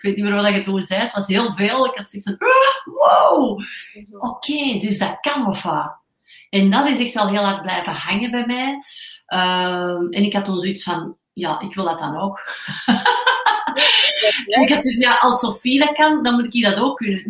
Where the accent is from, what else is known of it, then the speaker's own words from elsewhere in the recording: Antwerp, Flanders, Belgium; geboren en getogen in Antwerpen